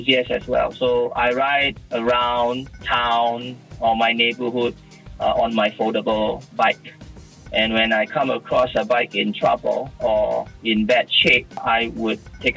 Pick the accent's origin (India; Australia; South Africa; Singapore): Singapore; from Singapore